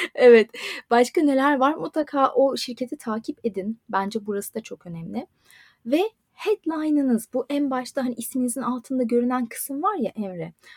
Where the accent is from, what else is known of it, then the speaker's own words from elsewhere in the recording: Turkey; first language Turkish; moved away as an adult; also born or lived in Istanbul; now in Dublin, Ireland; Türkçe bizim ana dilimiz